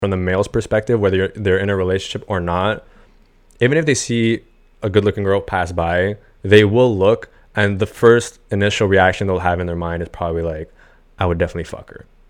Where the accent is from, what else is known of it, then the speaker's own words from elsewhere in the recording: Montreal, Quebec, Canada; I'm from Montreal originally